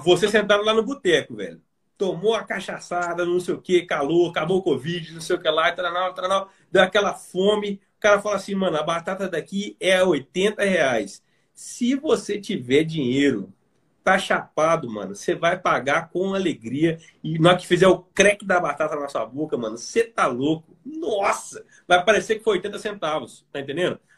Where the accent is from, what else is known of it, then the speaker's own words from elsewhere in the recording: Belo Horizonte, Minas Gerais, Brazil; eu sou de Belo Horizonte